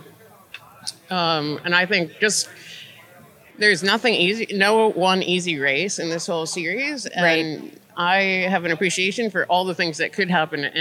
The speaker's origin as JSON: {"language": "English", "region": "Massachusetts", "country": "United States", "moved": "yes", "lives_now": "Bentonville, United States", "said": "I'm from Massachusetts originally. I live in Bentonville, Arkansas now"}